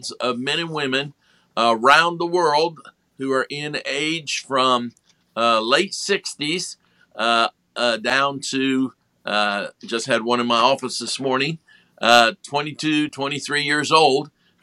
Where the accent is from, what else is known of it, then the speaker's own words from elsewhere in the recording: Ohio, United States; moved away; also born or lived in Indiana; I was born in Ohio and raised on top of a grocery store and on a farm, both, and moved to Indiana